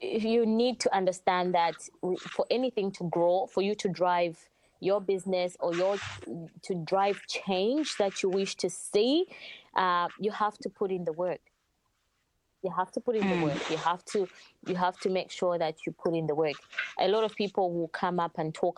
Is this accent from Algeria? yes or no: no; Zambia; now in Australia; Yes, I'm from Zambia